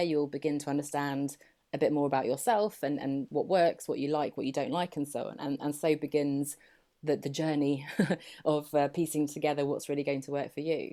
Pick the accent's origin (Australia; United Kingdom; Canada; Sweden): United Kingdom; England; accent: very English; now in Poole, United Kingdom; I grew up here in England and I've just moved down to Poole on the south coast.